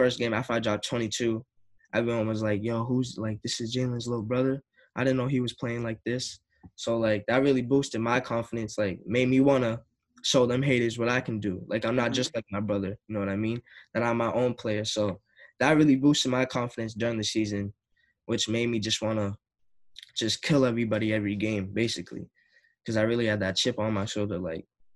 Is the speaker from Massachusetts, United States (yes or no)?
yes; Lynn, Massachusetts, United States; I grew up in Lynn, so everybody from Lynn would come to my games